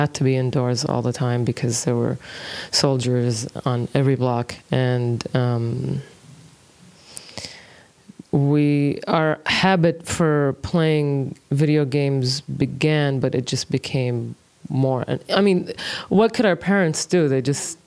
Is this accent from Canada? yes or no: no; Kuwait; also born or lived in Dakar, Senegal; I was born in Senegal, I was born in Dakar. Mm-hmm. So 83 is when we went to Kuwait.